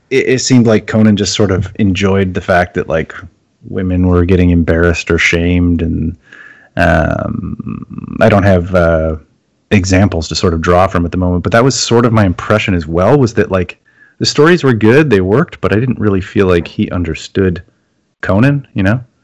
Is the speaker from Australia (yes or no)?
no; Canada; I'm Canadian